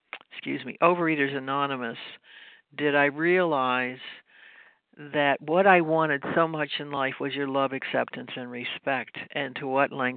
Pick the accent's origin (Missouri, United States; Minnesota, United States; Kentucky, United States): Kentucky, United States; Louisville; now in New York, United States; I'm from Louisville, Kentucky. I'm not from New York. Maybe you can hear the accent or whatever. It's been many years